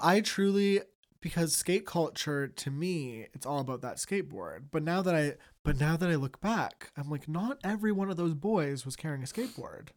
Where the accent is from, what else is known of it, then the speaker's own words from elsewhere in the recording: Toronto, Ontario, Canada; growing up in Toronto